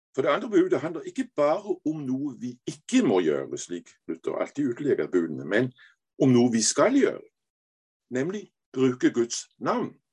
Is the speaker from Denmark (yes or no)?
yes; Denmark; Norwegian is a second language; also born or lived in Aarhus; jeg er dansk, men jeg er jo halv norsk